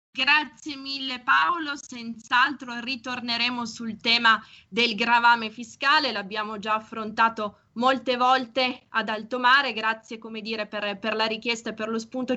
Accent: Piedmont, Italy; nostre parti in canavese

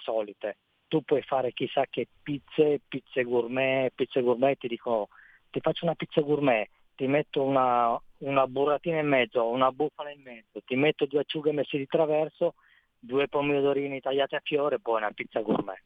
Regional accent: Vercelli, Piedmont, Italy; dalle mie parti, sono da, dal Piemonte, sono Vercelli

